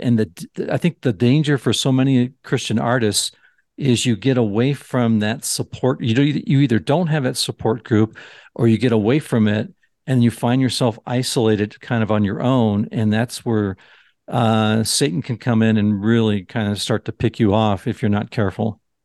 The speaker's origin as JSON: {"language": "English", "region": "Southern California", "country": "United States", "tie": "born or raised there", "said": "growing up in Southern California"}